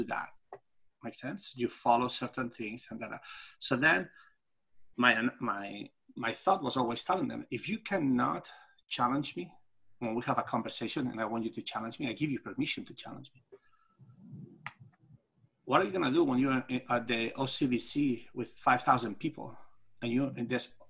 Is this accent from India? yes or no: no; Spain; English is a second language; moved away as an adult; I come from Europe, and the way they taught us how to, in Spain, when I had my title of superior coach